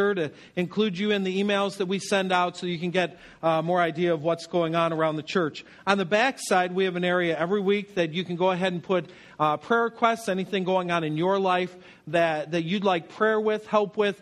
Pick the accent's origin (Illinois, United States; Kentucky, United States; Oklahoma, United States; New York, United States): New York, United States; Western; Where I grew up in Western New York